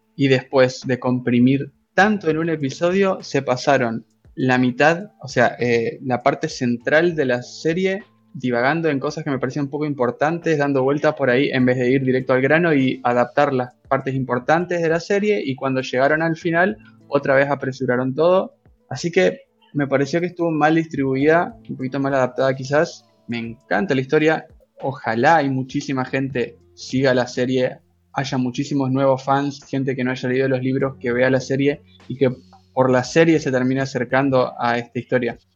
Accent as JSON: {"language": "Spanish", "country": "Argentina", "said": "soy de Argentina"}